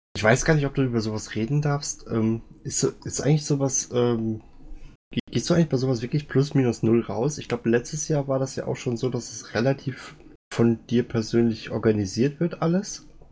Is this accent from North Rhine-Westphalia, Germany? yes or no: yes; Siegen, North Rhine-Westphalia, Germany; moved away; ich wohne jetzt nicht mehr aus Siegen, ich komme aber aus Siegen